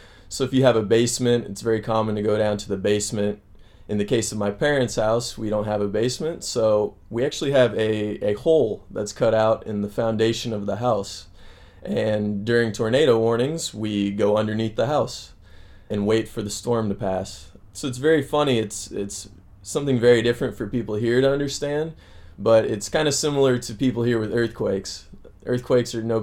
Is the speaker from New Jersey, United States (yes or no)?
no; Springfield, Missouri, United States; moved away as an adult; now in Chile; I'm from Missouri in the United States. I'm actually from a city called Springfield